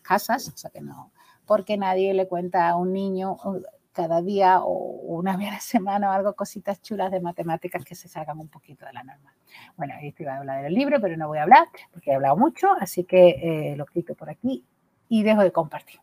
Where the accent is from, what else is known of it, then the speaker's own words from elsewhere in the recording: Coria del Río, Andalusia, Spain; now in Gelves, Spain; yo me he criado en un barrio muy chungo de Coria del Río